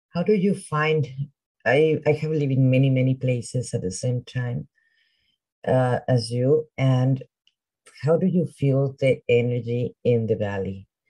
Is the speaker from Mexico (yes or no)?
yes; Mexico; also born or lived in Veracruz; now in Texas, United States; I come from Mexico